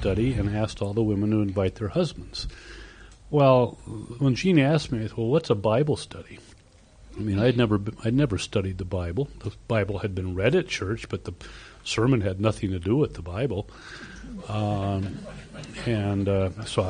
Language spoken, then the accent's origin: English; Cedar Rapids, Iowa, United States; born or raised there; moved away as an adult